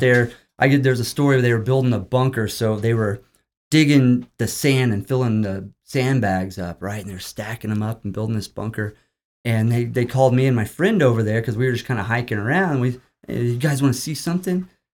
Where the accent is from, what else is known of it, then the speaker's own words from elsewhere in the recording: Bartlesville, Oklahoma, United States; also born or lived in Virginia; I am from Oklahoma. I've, I'm born and raised for a lot of my life in Bartlesville, Oklahoma